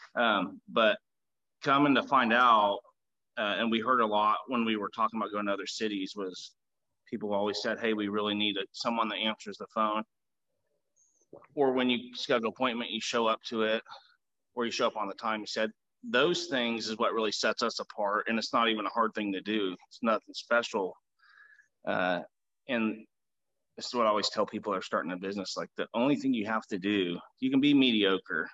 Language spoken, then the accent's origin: English; Augusta, Kansas, United States; Augusta, Kansas, where I grew up